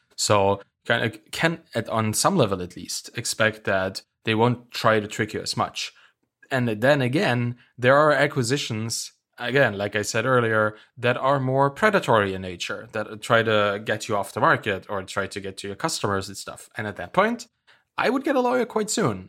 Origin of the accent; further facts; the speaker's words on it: Germany; I'm from Germany